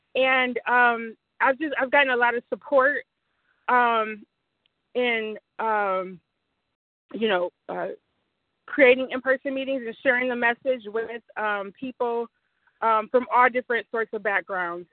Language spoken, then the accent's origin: English; Detroit, Michigan, United States; I'm from Detroit. It's mostly black